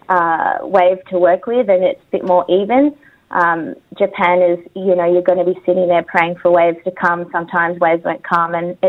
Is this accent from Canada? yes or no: no; Australia; I am Australian and I love my country